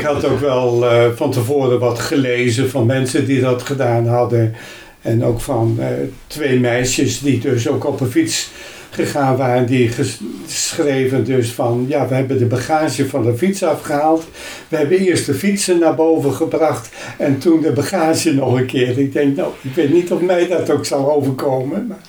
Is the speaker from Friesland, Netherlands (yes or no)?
yes; Hemelum, Friesland, Netherlands; also born or lived in Sneek; Ik ben geboren in Himmelen.